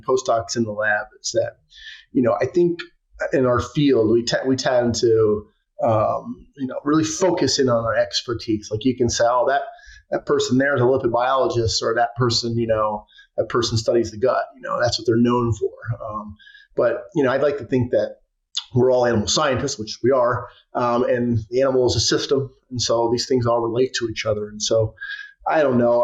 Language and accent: English; New York, United States; I'm from New York. My wife is from New York